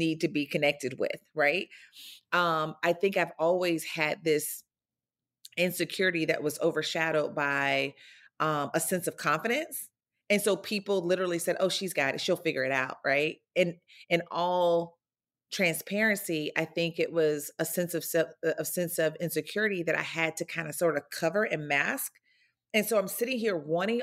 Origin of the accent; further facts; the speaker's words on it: North Florida, United States; I grew up in North Florida, a very small rural town